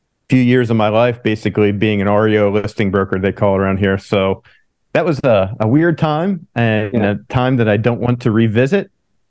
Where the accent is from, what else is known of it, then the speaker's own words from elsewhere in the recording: Pennsylvania, United States; moved away as an adult; also born or lived in California; now in San Diego, United States; I'm from Pennsylvania originally, so I'm from kind of the whole other end of the U.S. But, you know, I grew up there and went to college there